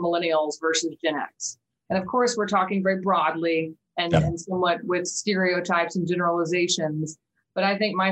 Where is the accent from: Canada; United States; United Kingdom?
United States; Wichita, Kansas; moved away as an adult; now in Norman, United States; I'm actually originally from Wichita, Kansas, born and raised.